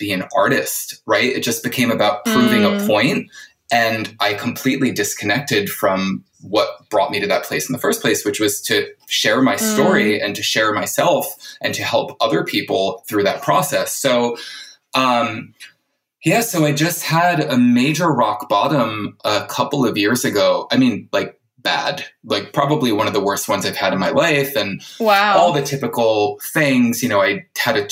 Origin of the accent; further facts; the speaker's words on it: New Jersey, United States; also born or lived in New York / California; now in Los Angeles, United States; I was in New York for kind of 17 years because I grew up in New Jersey